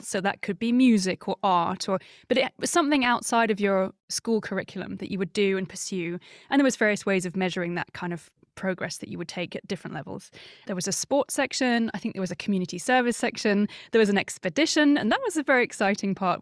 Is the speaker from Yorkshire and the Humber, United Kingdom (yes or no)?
no; Surrey, South East England, United Kingdom; I grew up in Surrey, which is a suburban landlocked county in the U K, just, uh, southwest of London